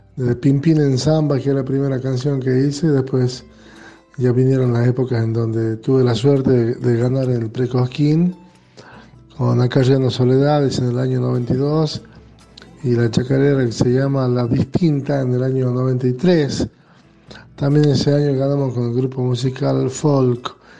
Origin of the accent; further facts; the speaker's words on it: La Rioja, Argentina; como riojanos tenemos la chaya en nuestro ser